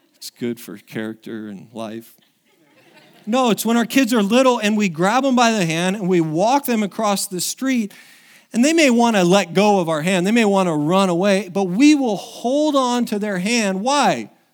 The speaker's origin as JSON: {"language": "English", "region": "Oregon", "country": "United States", "tie": "born or raised there", "moved": "yes", "said": "it's been seventeen years since I was back in, in, in my hometown"}